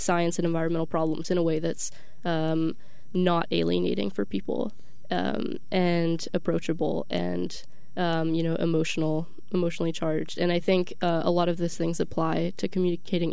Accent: Austin, Texas, United States; moved away as an adult; now in Stanford, United States; I'm from Austin, Texas, born and raised

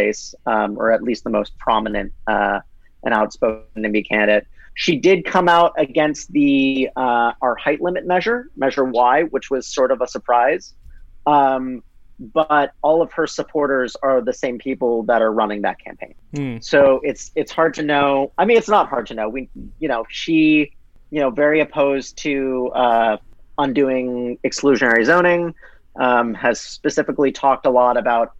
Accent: San Mateo, California, United States; San Mateo is near and dear to my heart because it is my hometown and where I still live

